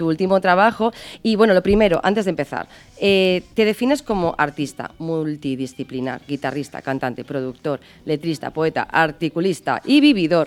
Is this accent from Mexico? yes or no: no; Málaga, Andalusia, Spain; de Málaga, de, bueno, de ahí, de mi tierra